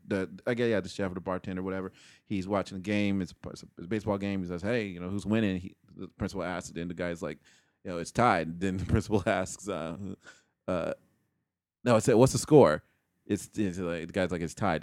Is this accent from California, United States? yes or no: yes; San Diego, California, United States; also born or lived in Chicago, Illinois; I'm from San Diego